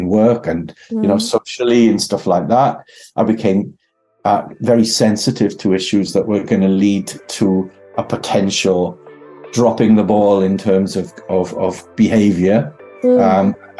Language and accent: English; Merthyr Tydfil, Wales, United Kingdom; I was brought up to be institutionally socialist because I come from Merthyr Tydfil